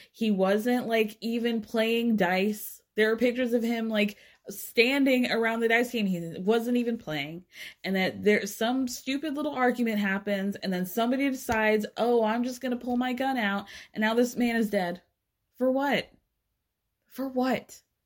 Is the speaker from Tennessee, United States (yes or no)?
no; Atlanta, Georgia, United States; I grew up in North Atlanta